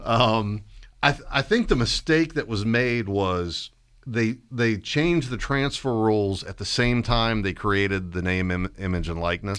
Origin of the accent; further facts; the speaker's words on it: Stafford, Virginia, United States; when I grew up in Stafford in the seventies and eighties